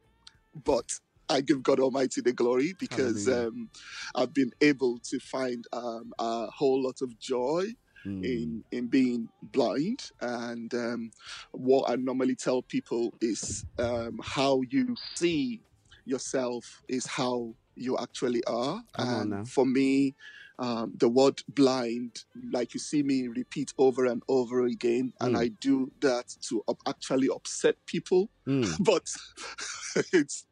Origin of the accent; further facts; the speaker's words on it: Ogun State, Nigeria; moved away as an adult; also born or lived in Lagos; now in United Kingdom; I grew up back in Africa